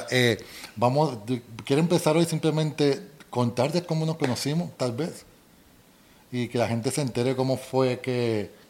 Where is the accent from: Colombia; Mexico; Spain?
Colombia; accent: Colombian; si hablas de acento, a mí me dicen que yo ya no tengo el acento colombiano